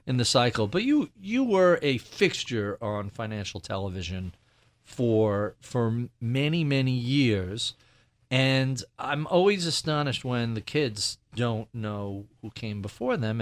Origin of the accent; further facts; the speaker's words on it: New York, United States; As a New Yorker